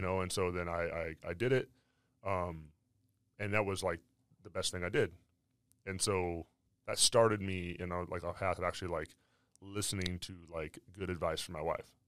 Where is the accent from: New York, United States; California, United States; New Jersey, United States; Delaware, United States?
California, United States; I was from California